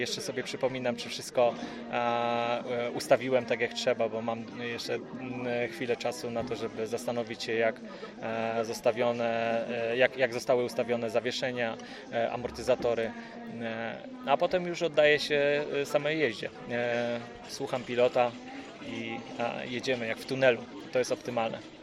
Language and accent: Polish; Ustroń, Silesian Voivodeship, Poland; niedaleko mojego rodzinnego miasta Ustroń